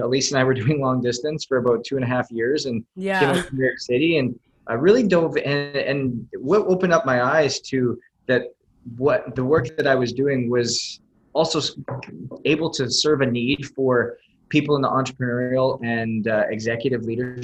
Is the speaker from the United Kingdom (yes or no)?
no; Canada; moved away; I was born and raised in Canada